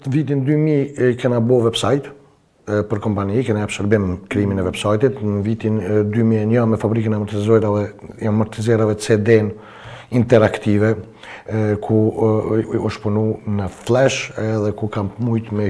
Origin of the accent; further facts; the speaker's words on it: Kosovo; si Kosovar, edhe na si Shqiptarët, si shqiptar